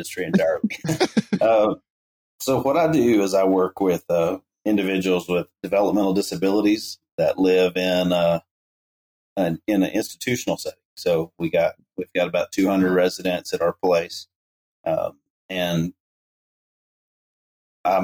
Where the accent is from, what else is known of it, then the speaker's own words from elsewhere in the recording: Leander, Texas, United States; also born or lived in Lubbock, Texas; I grew up in Leander, Texas, which is kind of Austin